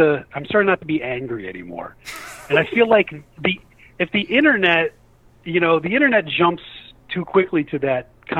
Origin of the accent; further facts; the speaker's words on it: Millbury, Ohio, United States; moved away; back in my hometown